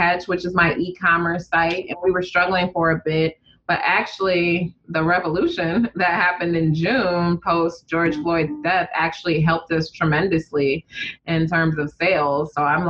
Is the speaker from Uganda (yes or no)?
yes; Uganda; also born or lived in Detroit, United States; Like, so all my friends from Detroit have connections to the South. I don't have that because I'm from Uganda.